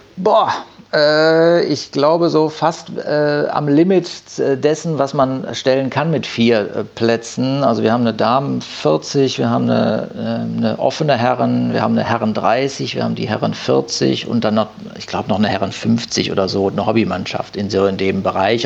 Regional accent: Düsseldorf, North Rhine-Westphalia, Germany; now in Haan, Germany; gebürtig bin ich Düsseldorfer. Ähm, genau, und bin mit meiner Familie dann nach Hahn rausgezogen

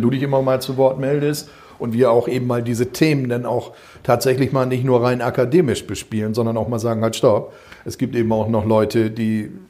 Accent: North Rhine-Westphalia, Germany; hör mal, ich komme aus NRW

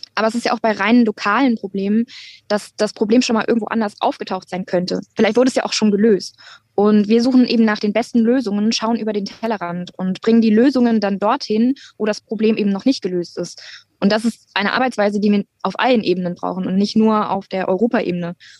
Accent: Hunsrück, Rhineland-Palatinate, Germany; also born or lived in near Duisburg, North Rhine-Westphalia; als ich als Kind in den Hunsrück gezogen bin

